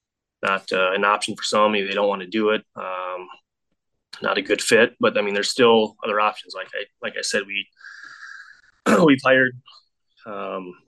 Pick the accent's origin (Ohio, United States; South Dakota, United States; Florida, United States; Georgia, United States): South Dakota, United States; born or raised there